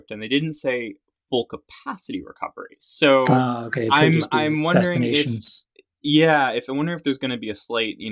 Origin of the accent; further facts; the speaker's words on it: Richmond, Virginia, United States; I'm from Richmond